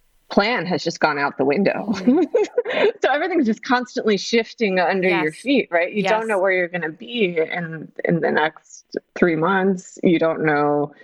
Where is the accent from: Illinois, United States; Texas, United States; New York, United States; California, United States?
California, United States; Los Angeles; moved away; also born or lived in Greece; since I was born in Los Angeles, where it's the same, it's Groundhog's Day every day. It's like 75 degrees, 76 right. degrees.